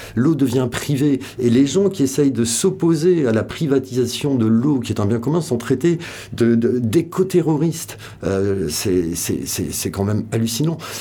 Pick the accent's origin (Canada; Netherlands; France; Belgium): France; Biarritz, Nouvelle-Aquitaine; moved away as an adult; also born or lived in Bayonne / Paris; je suis né euh, dans le Pays Basque, euh, à Biarritz, enfin, je suis né à Bayonne. Mais j'ai vécu toute mon adolescence là-bas, entre Biarritz